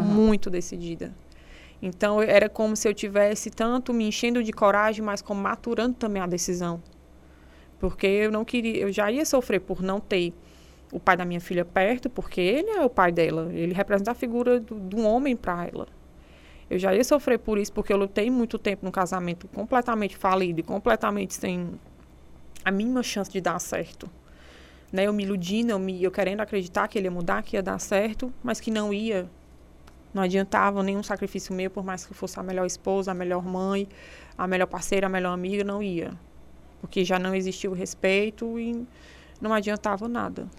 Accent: Serra da Ibiapaba, interior of Ceará, Brazil; moved away; Sou do interior do, de, de, do Ceará, da Serra da Ibiapaba

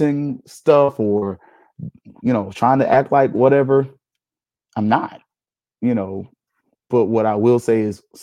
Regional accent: Tallahassee, Florida, United States; I'm from Tallahassee

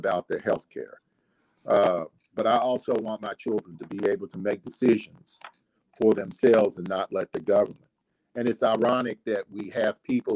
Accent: Kentucky, United States; I'm from Kentucky

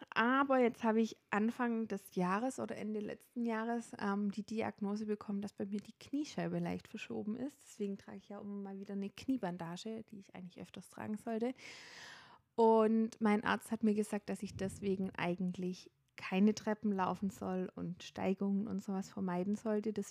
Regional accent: Baden-Württemberg, Germany; now in Nuremberg, Germany; also ich komme ursprünglich nicht aus Nürnberg, ich komme aus dem schönen Schwabenländle

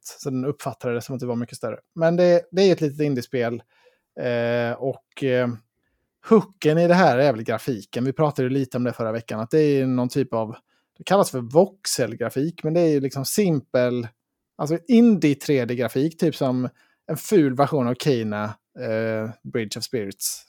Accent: Sweden; som svensk

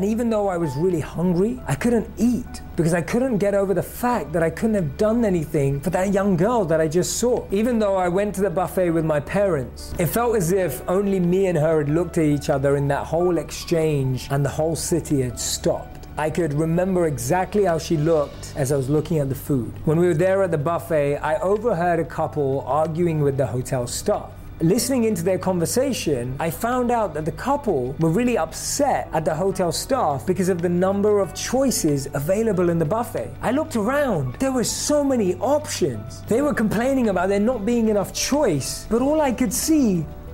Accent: London, United Kingdom; Growing up in London

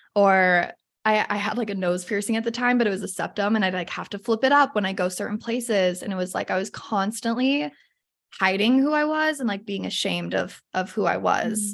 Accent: Salt Lake City, Utah, United States; I grew up in Salt Lake City, a little bit north of Salt Lake

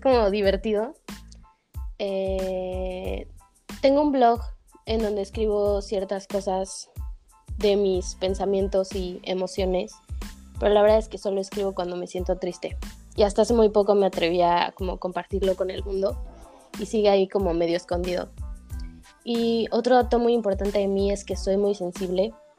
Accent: State of Mexico, Mexico; soy de Ciudad de México, bueno, en realidad de Estado de México

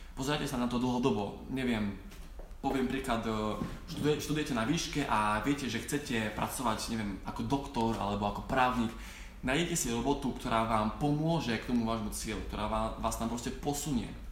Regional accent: Slovakia; k nám na Slovensku

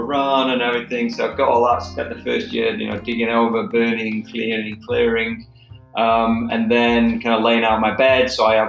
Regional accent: Manchester, North West England, United Kingdom; We had a fairly big garden growing up in Manchester, and I always had my own little side of garden.

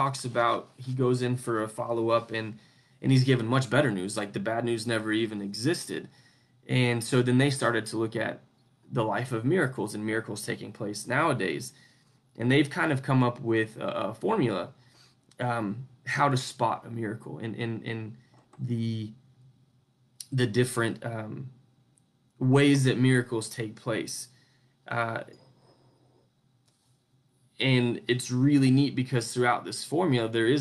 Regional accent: United States; where I grew up in the United States, where we have this freedom of religion

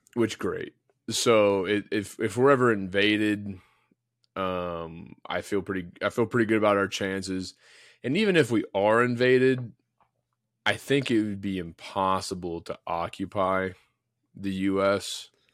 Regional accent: United States; as an American

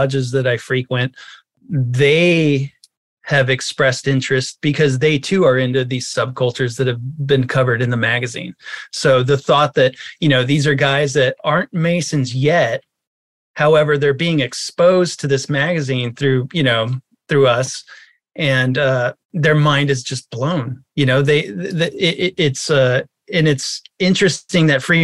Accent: Los Angeles, California, United States; growing up in Hollywood as a young boy

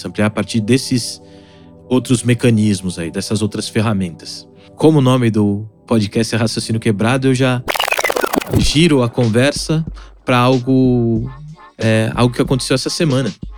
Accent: São Paulo, Brazil; Eu fui criado no Alto de Piranga. Depois, meus pais compraram uma casa na Vila Arapuá, que é um subdistrito do bairro do Ipiranga. Dizem que é um dos bairros mais tradicionais de São Paulo

